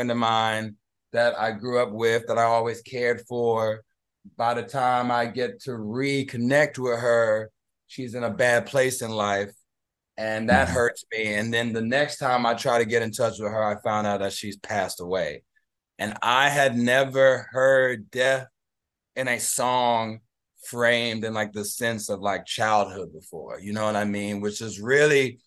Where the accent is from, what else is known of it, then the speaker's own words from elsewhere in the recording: Houston, Texas, United States; moved away as an adult; also born or lived in Los Angeles; I'm from Houston, which is the home of screwed and chop music